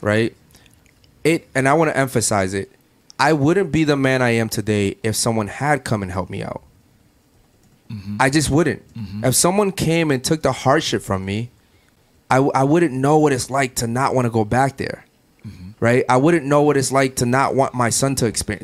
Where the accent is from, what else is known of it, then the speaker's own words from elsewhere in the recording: Baltimore, Maryland, United States; now in Miami, United States; Baltimore, which is where I'm from